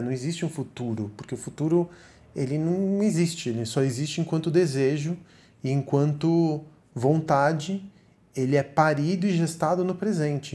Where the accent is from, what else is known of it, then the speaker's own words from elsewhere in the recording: Argentina; moved away; also born or lived in Miami / Sweden / São Paulo; Eu sou argentino